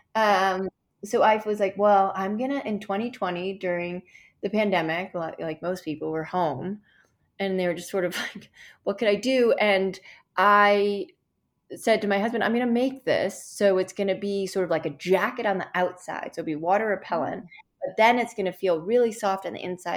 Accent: Chicago, Illinois, United States; I grew up in Chicago, um, which is very cold in the winters

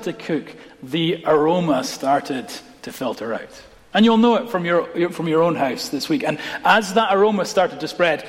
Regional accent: Scotland, United Kingdom; as a Scot

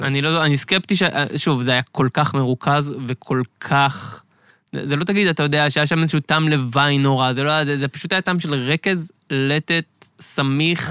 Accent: Beit Yitzhak, Central District, Israel; נולדתי, גדלתי במושב בית יצחק בשרון

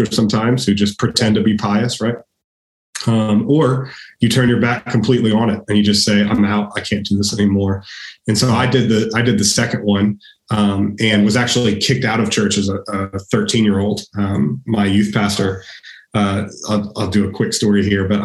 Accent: Austin, Texas, United States; I grew up here in Austin, and I spent my first 18 years here

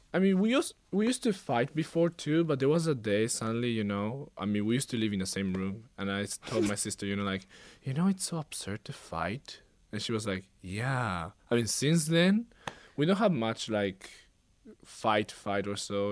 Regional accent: Japan; moved away as an adult; now in Hawaii, United States; I was born in Japan, unlike my sister, uh, and I was also raised there all my life

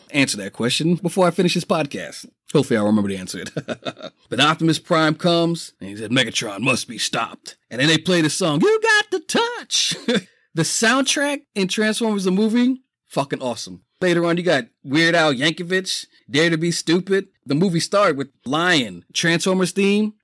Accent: New York City, New York, United States; I grew up poor in the Bronx

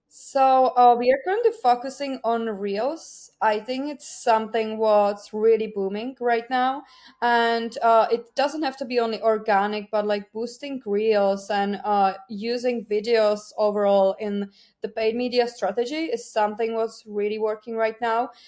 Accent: Czechia; English is a second language; moved away as an adult; now in Ireland; I'm not originally from Ireland. I'm from Czech Republic. I moved to Ireland seven years ago

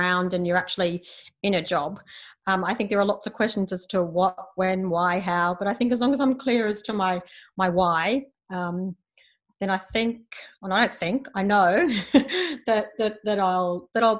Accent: Australia; moved away as an adult; now in Manila, Philippines; I'm Australian. I grew up in Australia.

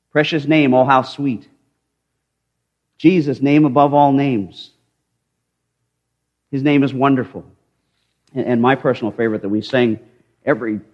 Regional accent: United States; I am very honored to wear the name and the title of American

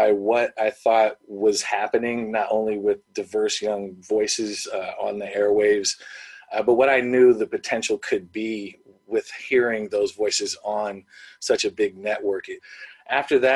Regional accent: Bay Area, California, United States; I'm from the Bay Area

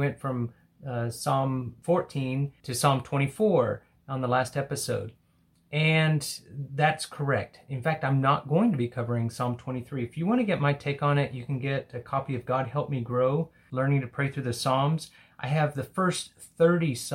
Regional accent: Hobbs, New Mexico, United States; I was in a small town in the southeast called Hobbs.

